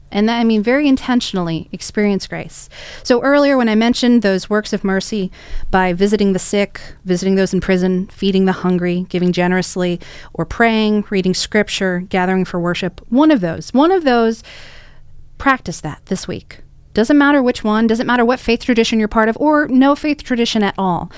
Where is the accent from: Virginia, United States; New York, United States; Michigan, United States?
Virginia, United States; Arlington; I was raised in Arlington